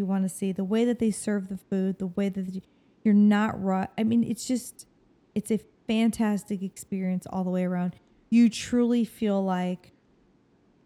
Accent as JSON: {"language": "English", "region": "Ohio", "country": "United States", "said": "we're from Ohio."}